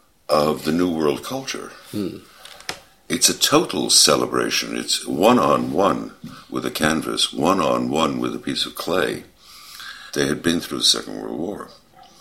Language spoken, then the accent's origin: English; New York City, New York, United States; the difference of growing up in New York City